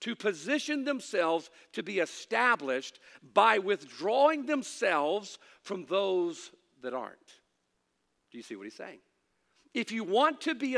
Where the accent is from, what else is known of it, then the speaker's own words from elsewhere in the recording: United States; As an American